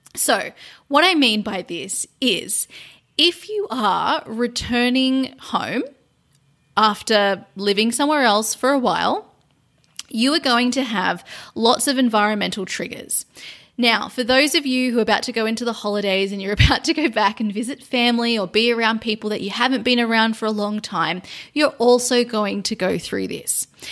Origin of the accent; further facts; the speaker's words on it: Sydney, New South Wales, Australia; moved away as an adult; also born or lived in London, United Kingdom; now in Cambodia; returning to my hometown of Sydney after being in London for four years